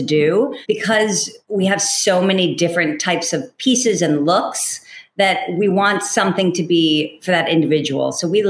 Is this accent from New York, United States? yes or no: yes; New York, United States; I'm a New Yorker.